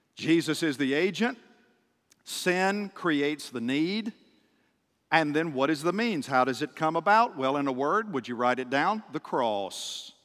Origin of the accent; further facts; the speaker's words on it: just outside of Nashville, Tennessee, United States; moved away; the city where I grew up, just outside of Nashville